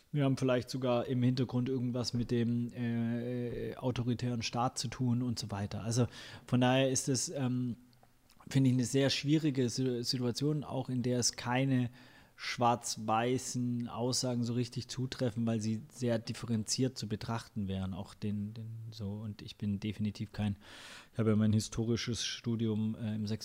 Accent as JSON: {"language": "German", "town": "Ludwigsburg", "region": "Baden-Württemberg", "country": "Germany", "tie": "born or raised there", "said": "Die vier, das sind eher, wir sind halt zusammen in Ludwigsburg aufgewachsen."}